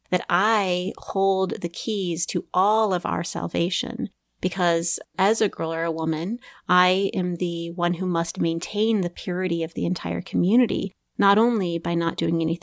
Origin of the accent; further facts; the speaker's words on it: Midwest, United States; I was raised in the Evangelical Christian Church um, in the Midwest.